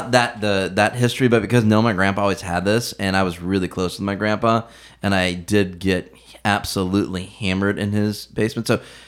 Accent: Youngstown, Ohio, United States; I'm from Northeast Ohio, the Youngstown area.

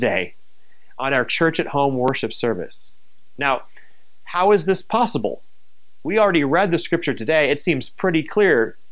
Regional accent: Minnesota, United States; moved away; also born or lived in New Mexico; I was raised in Minnesota

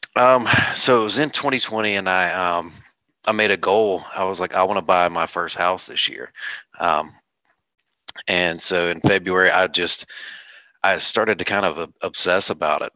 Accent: North Carolina, United States; moved away as an adult; now in South Carolina, United States; I'm originally from North Carolina. I just moved to South Carolina about seven months ago

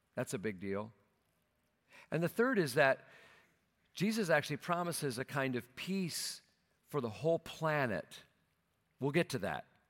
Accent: Minnesota, United States; moved away; my hometown there in Minnesota

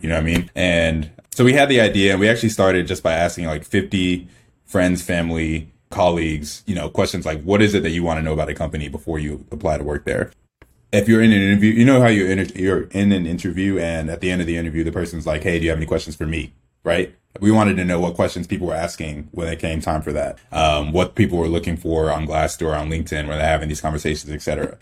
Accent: Clemmons, North Carolina, United States; also born or lived in Nigeria; we grew up in, in town called Clemens, North Carolina. I was in North Carolina most of my, like, adolescent life

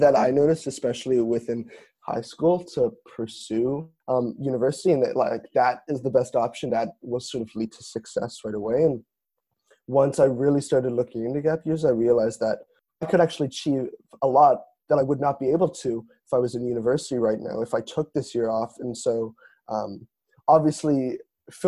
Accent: Toronto, Ontario, Canada; moved away as an adult; now in Montreal, Canada; I'm originally from Toronto, but have been enjoying it in Montreal.

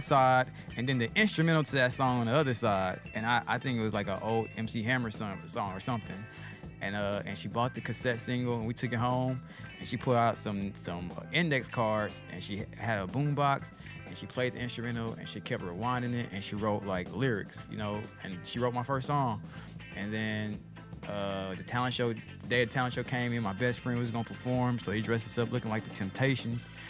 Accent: Nashville, Tennessee, United States; also born or lived in Memphis, Tennessee; I'm from Nashville originally

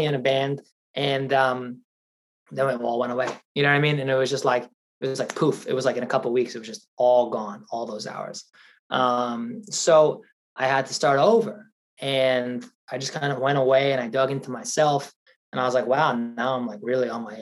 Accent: Long Island, New York, United States; growing up in Long Island

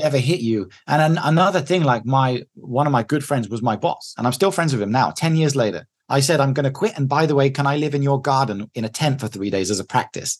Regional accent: England, United Kingdom; moved away as an adult; I'm the English guy in here

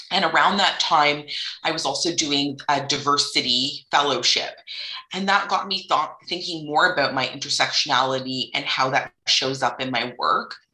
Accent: United Arab Emirates; also born or lived in Canada; racialized third culture kid, and I spent my formative years in the United Arab Emirates, but I was born in Canada, in southern Ontario, to two settlers.

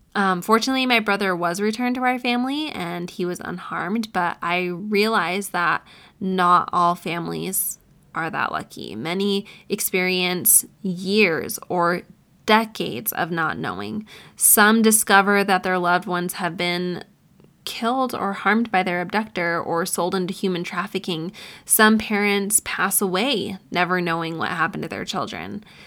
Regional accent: Syracuse, New York, United States; my hometown in Syracuse, New York

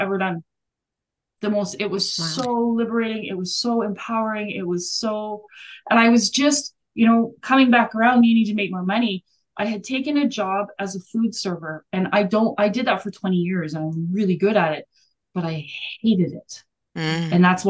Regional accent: Alberta, Canada; I grew up in Alberta, which is above Colorado

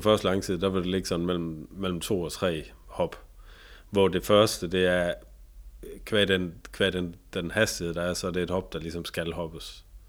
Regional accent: Tønder, Southern Denmark, Denmark; i Tønder, hvor jeg, hvor jeg kommer fra, nede i Sønderjyske

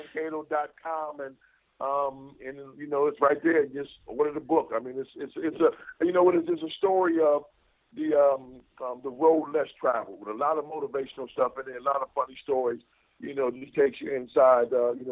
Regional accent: Buffalo, New York, United States; moved away; as a child growing up in Buffalo

